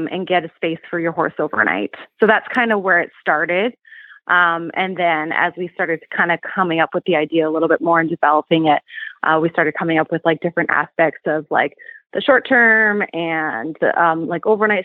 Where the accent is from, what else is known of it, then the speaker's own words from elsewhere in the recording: Canada; moved away; I'm originally actually from Canada